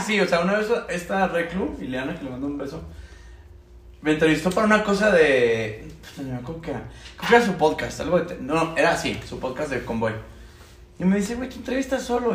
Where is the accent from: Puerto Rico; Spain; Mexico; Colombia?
Mexico; Chihuahua; moved away as an adult; now in Mexico City, Mexico; Yo soy ingeniero mecánico de Chihuahua.